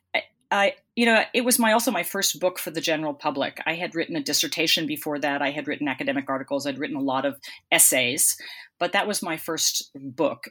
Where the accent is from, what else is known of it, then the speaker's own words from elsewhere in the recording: Boston, Massachusetts, United States; moved away as an adult; also born or lived in Melbourne, Australia / West Coast, United States; I come from Boston, you know, and, and I live in Boston now